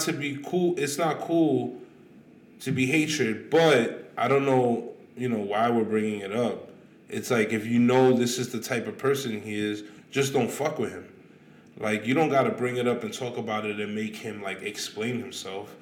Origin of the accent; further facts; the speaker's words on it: New York City, New York, United States; I'm from Queens